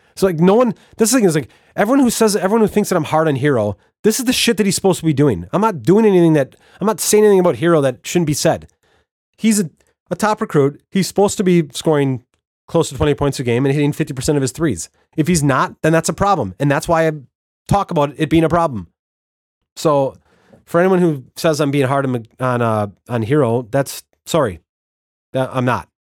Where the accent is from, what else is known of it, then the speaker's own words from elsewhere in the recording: Wisconsin, United States; I'm from Wisconsin